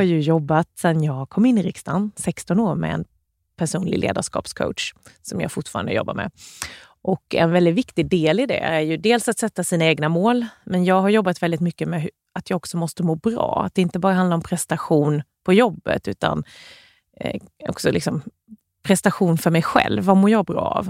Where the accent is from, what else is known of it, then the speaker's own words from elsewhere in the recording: Värnamo, Jönköping County, Sweden; Jag är uppvuxen i Gnosjöregionen med väldigt mycket småföretag runt omkring